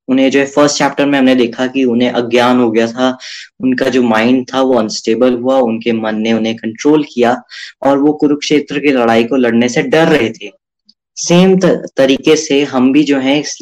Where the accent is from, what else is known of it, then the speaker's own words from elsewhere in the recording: Chamba, Himachal Pradesh, India; मैं चंबा से हूं